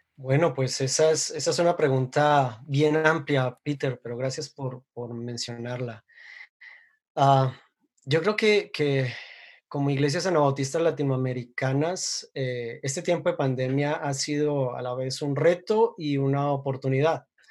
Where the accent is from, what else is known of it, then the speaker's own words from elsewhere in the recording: Colombia; soy colombiano